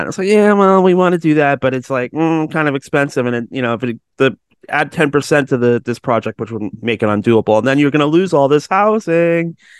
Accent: Georgetown, Ontario, Canada; I'm from Georgetown

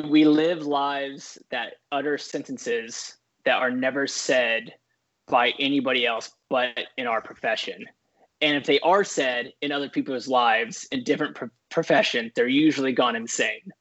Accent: San Diego, California, United States; also born or lived in Scripps Ranch, California; I grew up in San Diego, California

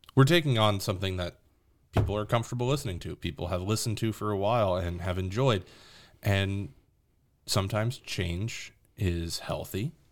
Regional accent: New Orleans, Louisiana, United States; moved away as an adult; now in Tennessee, United States; I'm from New Orleans. Born and raised in New Orleans, just moved to Tennessee

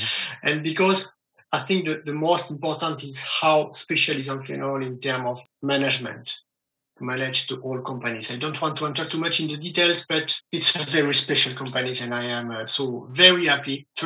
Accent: close to Millau, Occitania, France; I grew up on the countryside of South of France, mm-hmm. in a farm

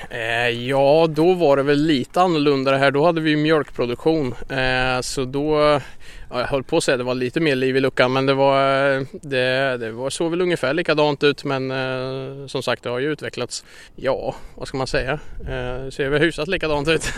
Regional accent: Linköping, Östergötland, Sweden; Vi flyttade hit när jag var sex år var jag väl när jag flyttade hit

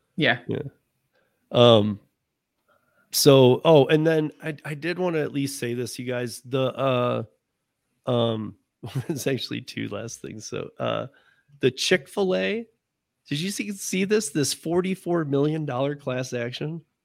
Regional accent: Michigan, United States; I grew up in Michigan

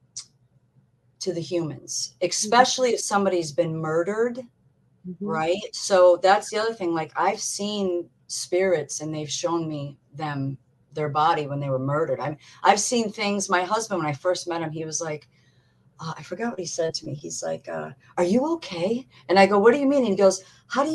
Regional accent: Massachusetts, United States; also born or lived in Sturbridge, Massachusetts; we were living in Sturbridge, Massachusetts, because we're both from Massachusetts.

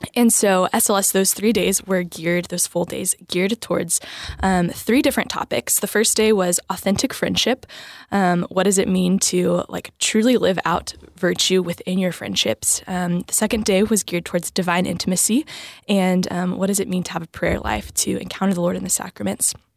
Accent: New Braunfels, Texas, United States; I am from Texas, I'm Texas native. Um, I grew up in New Braunfels

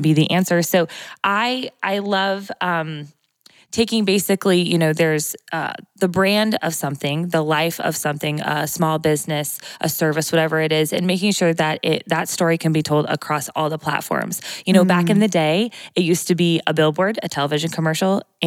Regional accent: Morton, Illinois, United States; I'm a local girl. So I grew up here, born and raised in Morton

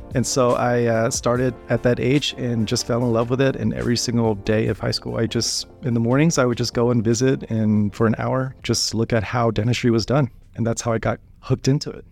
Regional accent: Wichita, Kansas, United States; I grew up in Wichita, Kansas

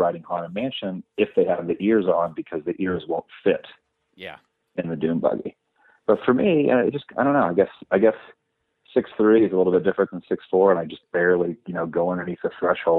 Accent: Mississippi, United States; born there; also born or lived in Alabama / Georgia / Oklahoma; I was born in Mississippi, and then we moved to Alabama, Georgia, and moved to Oklahoma.

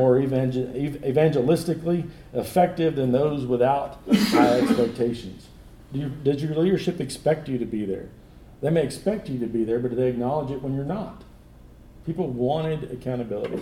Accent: Texas, United States; now in Searcy, United States; I grew up in Texas.

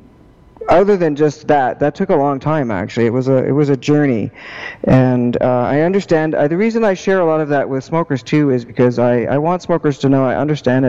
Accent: Prince George, British Columbia, Canada; now in Victoria, Canada; I'm from Prince George. And I currently live in Victoria

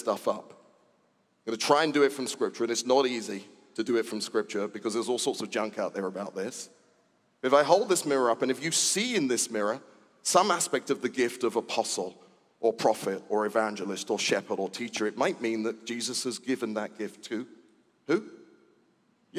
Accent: United Kingdom; I was born in Britain.

